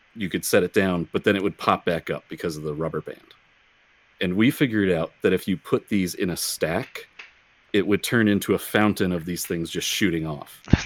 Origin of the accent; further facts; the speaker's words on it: Racine, Wisconsin, United States; I grew up in Racine, Wisconsin, which is the county just south of Milwaukee